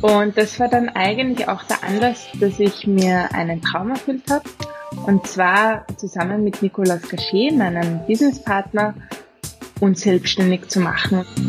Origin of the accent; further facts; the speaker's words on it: Vienna, Austria; accent: Austrian; also born or lived in Oxford, England; geboren in Wien, in Umgebung